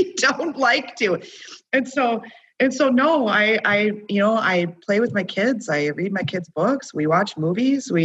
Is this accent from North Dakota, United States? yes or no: yes; Minot, North Dakota, United States; I'm from Minot